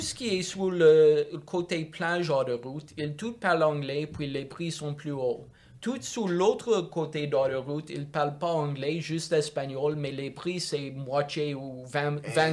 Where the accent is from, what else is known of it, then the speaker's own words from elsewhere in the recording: Montreal, Quebec, Canada; French is a second language; j'ai grandi à Montréal, dans le quartier ouest de Notre-Dame-de-Grâce